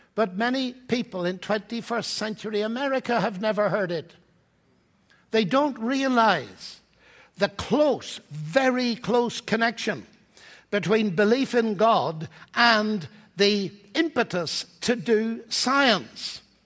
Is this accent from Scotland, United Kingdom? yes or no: no; Northern Ireland, United Kingdom; moved away as an adult; also born or lived in Cambridge; now in Oxford, United Kingdom; I come from Ireland, Northern Ireland